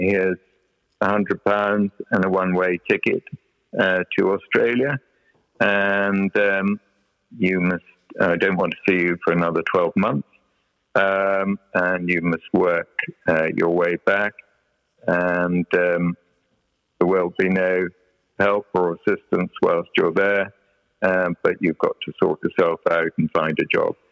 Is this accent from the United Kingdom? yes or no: yes; North Wales, United Kingdom; moved away as an adult; grew up in this environment of North Wales